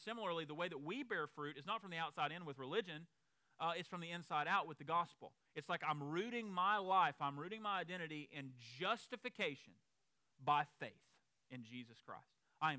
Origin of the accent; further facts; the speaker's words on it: the South, United States; those of us who are from the South